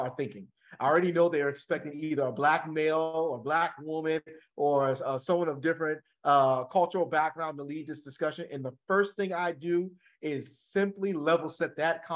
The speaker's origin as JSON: {"language": "English", "area": "the Jersey Shore", "region": "New Jersey", "country": "United States", "said": "I'm from the Jersey Shore"}